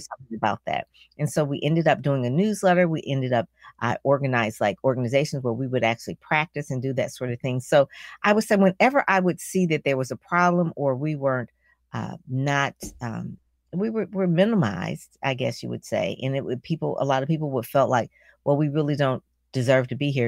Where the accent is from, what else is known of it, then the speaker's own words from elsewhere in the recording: Detroit, Michigan, United States; I'm from Detroit